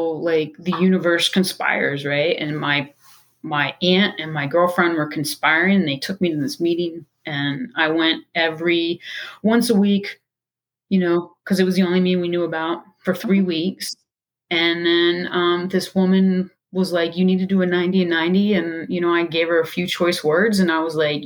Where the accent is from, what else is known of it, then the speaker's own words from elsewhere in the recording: Baltimore, Maryland, United States; I'm from Baltimore, Maryland.